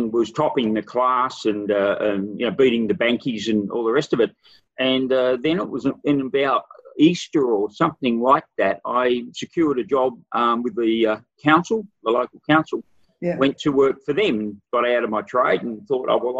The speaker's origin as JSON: {"language": "English", "town": "Broken Hill", "region": "New South Wales", "country": "Australia", "tie": "born or raised there", "said": "I was born in Broken Hill, and my very first job was in an apprentice electrician."}